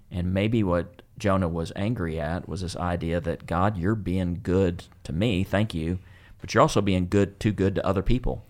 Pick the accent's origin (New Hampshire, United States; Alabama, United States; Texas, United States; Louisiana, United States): Texas, United States; West; growing up in West Texas